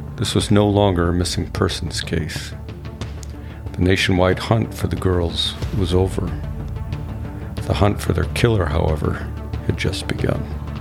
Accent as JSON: {"language": "English", "town": "Chicago", "region": "Illinois", "country": "United States", "tie": "born or raised there", "said": "growing up in the Chicago area"}